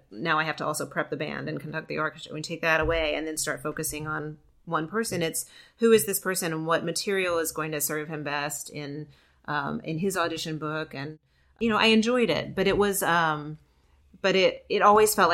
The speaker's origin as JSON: {"language": "English", "area": "outside of Memphis", "region": "Tennessee", "country": "United States", "tie": "born or raised there", "also_born_or_lived": "Georgia", "moved": "yes", "said": "grew up outside of Memphis."}